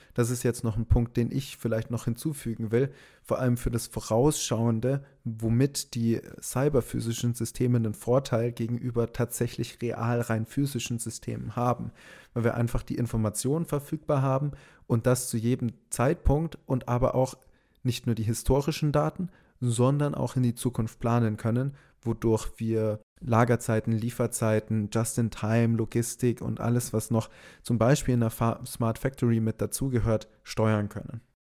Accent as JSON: {"language": "German", "town": "Augsburg", "region": "Bavaria", "country": "Germany", "said": "Wir kommen aus Augsburg, da gibt es KUKA"}